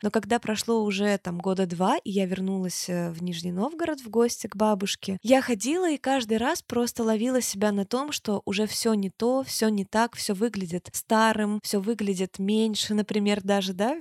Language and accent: Russian; Turkmenistan; Я же родилась в Туркмении. У нас там очень жарко, это южная страна